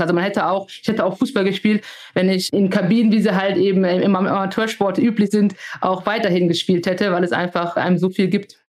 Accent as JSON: {"language": "German", "country": "Germany", "tie": "born or raised there", "said": "ich bin hier geboren, ich bin hier aufgewachsen, das ist meine Heimat"}